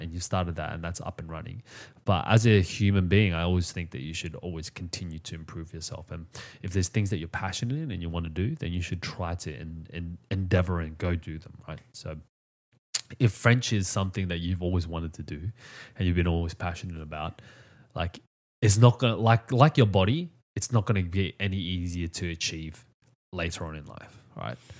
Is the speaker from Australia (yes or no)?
yes; Australia; I come from Australia